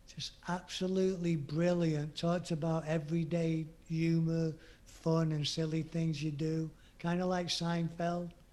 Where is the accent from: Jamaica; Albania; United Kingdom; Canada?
United Kingdom; England; being English